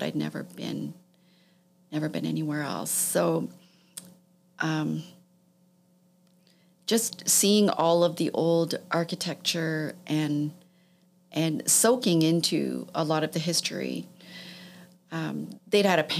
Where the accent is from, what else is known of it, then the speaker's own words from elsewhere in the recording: Toronto, Ontario, Canada; I grew up in Toronto. I grew up in the West End of Toronto